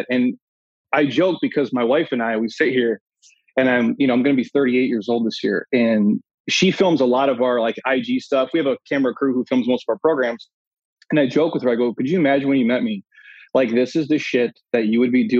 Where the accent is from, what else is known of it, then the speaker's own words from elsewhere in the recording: Minnesota, United States; moved away; I'm from the Midwest originally, Minnesota, born and raised.